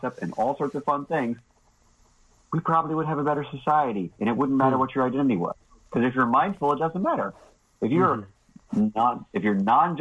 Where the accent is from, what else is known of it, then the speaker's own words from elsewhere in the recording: the South, United States; I'm a Southerner